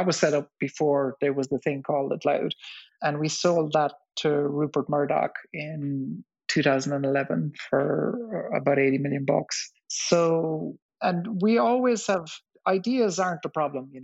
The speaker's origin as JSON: {"language": "English", "area": "West Cork", "region": "Munster", "country": "Ireland", "tie": "born or raised there", "said": "I grew up in West Cork in the south of Ireland in the 70s"}